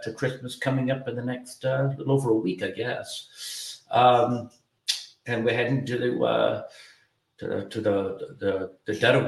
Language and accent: English; Boston, Massachusetts, United States; moved away as an adult; also born or lived in Ireland; now in Atlanta, United States; I came up, grew up in the Boston area. I'm an Irish immigrant and pretty much grew up around Boston. And then a few years ago, I decided to come to Atlanta.